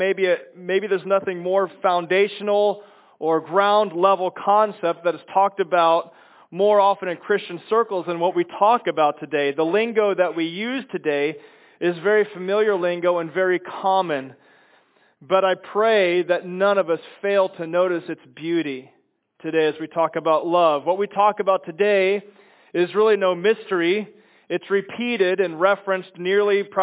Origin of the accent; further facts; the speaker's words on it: Chicago, Illinois, United States; moved away; I'm from Chicago